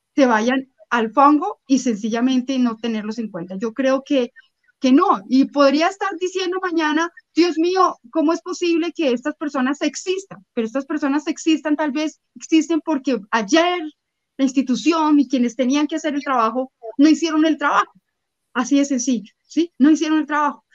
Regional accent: Bogotá, Colombia; soy colombiana, yo puedo ser muy bogotana, pero soy colombiana

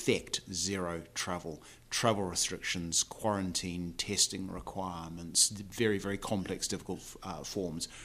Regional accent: New Zealand; accent: New Zealand; moved away as an adult; now in United Kingdom; I'm from New Zealand. That's a New Zealand accent that you're listening

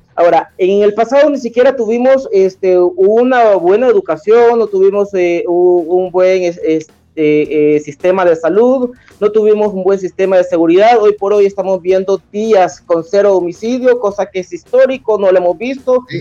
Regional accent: El Salvador

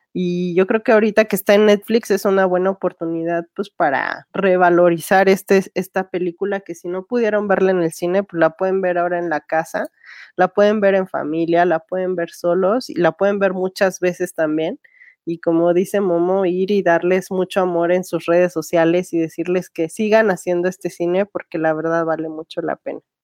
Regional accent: Mexico; como audiencia mexicana

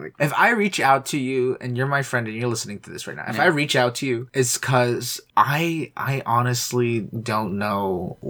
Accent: Canada; I'm Canadian.

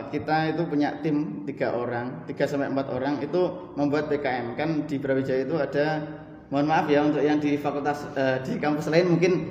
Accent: Gadungan, East Java, Indonesia; Riwayat pendidikan dulu alhamdulillah pernah TK, kemudian SD di desa Gadungan. Nama desa saya Gadungan.

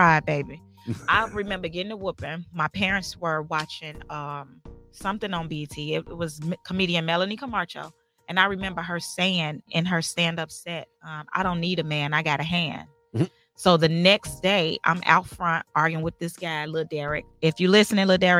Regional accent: Chicago, Illinois, United States; I'm from Chicago.

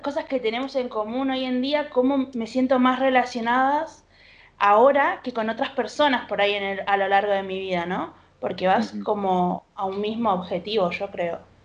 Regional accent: Argentina; sentía que soy argentina

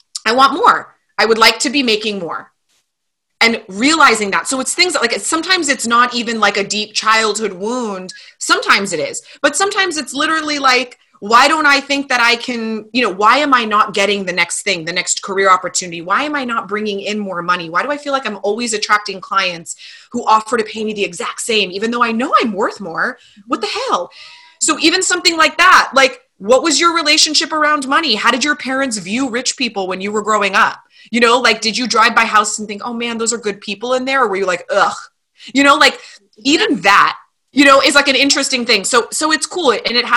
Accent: Calabasas, California, United States; I grew up in Calabasas.

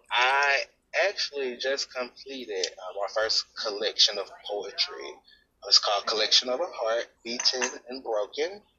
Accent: Mississippi, United States; I'm 33 from Mississippi.

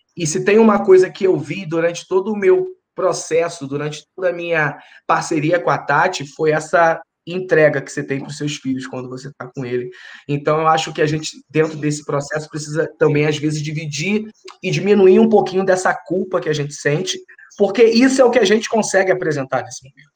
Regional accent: Rio de Janeiro, Brazil; moved away as an adult; also born or lived in São Paulo; nós somos do Rio, minha esposa é do Rio

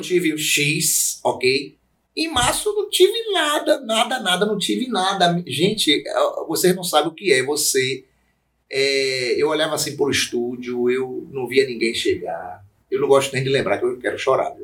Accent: Feira de Santana, Bahia, Brazil; eu sou feirense, né? Eu já nasci em Feira de Santana.

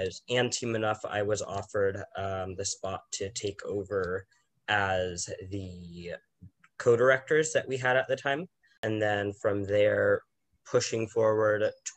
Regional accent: San Diego, California, United States; being born and raised in San Diego

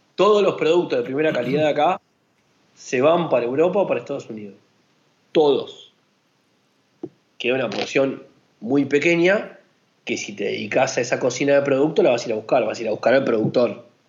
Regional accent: Argentina; acá en Argentina

